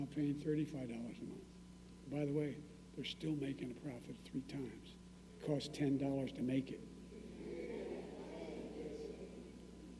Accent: Claymont, Delaware, United States; also born or lived in Scranton, Pennsylvania; When we moved from Scranton, I was raising Claymont, Delaware

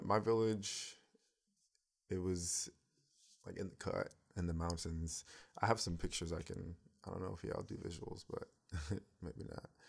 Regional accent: United States; also born or lived in Cameroon; I'm American

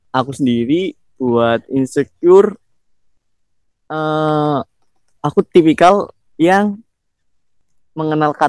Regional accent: Banyumas, Central Java, Indonesia; Aku kan dari Banyumas aja nih. Banyumas itu benar bener hmm. banyak di tempat wisata alamnya. Itu pun dari aku kecil sampai sekarang belum semuanya aku jelajahin.

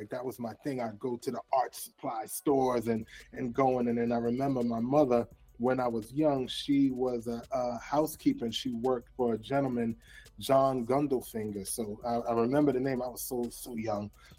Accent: New York City, New York, United States; Born and raised in Brooklyn.

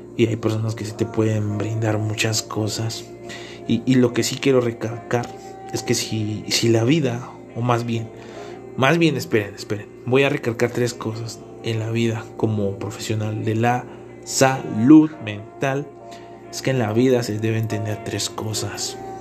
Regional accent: Tlaxcala, Mexico; also born or lived in Tepetitla; soy del estado de Tlaxcala y resido en un pueblito

